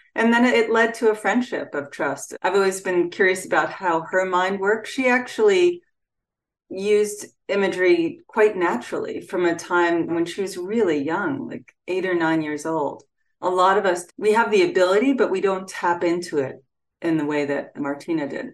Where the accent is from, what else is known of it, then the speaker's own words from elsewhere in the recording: Freeport, New York, United States; my hometown of Freeport, New York